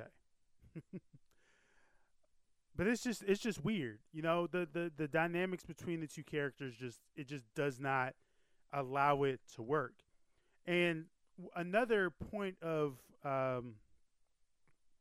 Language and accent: English; United States; I was born in America. I have not lived in Japan.